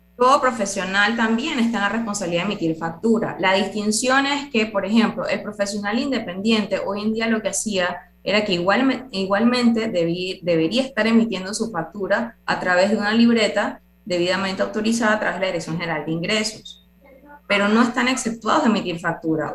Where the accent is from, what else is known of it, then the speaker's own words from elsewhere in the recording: Panama; todos somos ciudadanos panameños